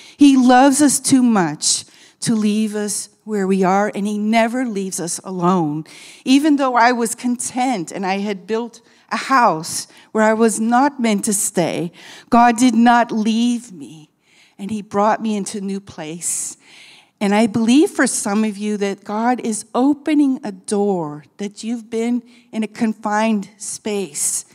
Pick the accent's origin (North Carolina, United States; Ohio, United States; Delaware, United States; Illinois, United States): Ohio, United States; Akron; moved away as an adult; also born or lived in Amsterdam; now in Brazil; I'm originally from Akron, Ohio, but I've lived overseas many years